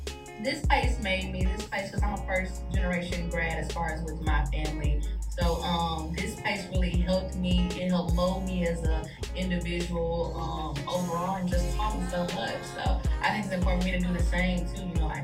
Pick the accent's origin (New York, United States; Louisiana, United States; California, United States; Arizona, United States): Louisiana, United States; Shreveport; And a lot of my family is, because I'm from Shreveport.